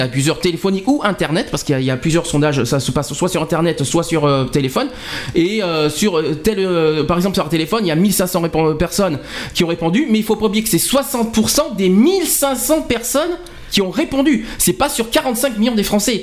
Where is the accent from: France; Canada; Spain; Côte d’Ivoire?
France; on est 65 millions de Français.